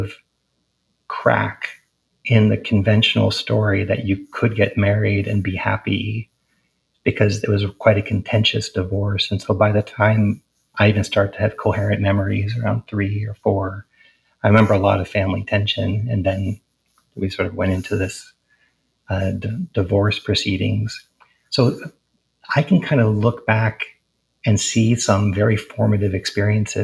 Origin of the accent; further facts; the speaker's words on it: Providence, Rhode Island, United States; moved away as an adult; also born or lived in Portland, Oregon; I was born in Providence, Rhode Island, and my family were professors at Brown University, and I grew up on the east side of Providence